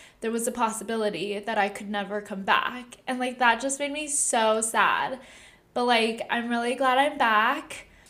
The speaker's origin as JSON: {"language": "English", "region": "Southern California", "country": "United States", "moved": "yes", "lives_now": "San Francisco, United States", "said": "I'm from SoCal"}